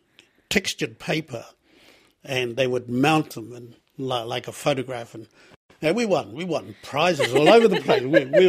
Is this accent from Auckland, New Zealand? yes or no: no; Gisborne, New Zealand; Māori are only beginning to heal. I come from Gisborne.